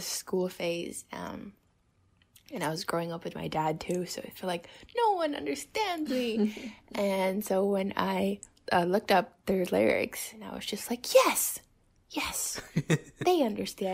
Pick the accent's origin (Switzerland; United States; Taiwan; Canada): Taiwan; I'm 20 years old and I'm from Taiwan